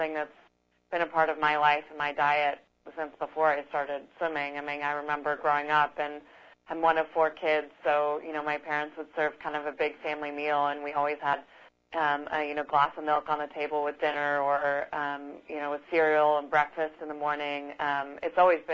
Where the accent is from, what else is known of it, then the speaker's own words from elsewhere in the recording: Tucson, Arizona, United States; I grew up in Tucson, Arizona.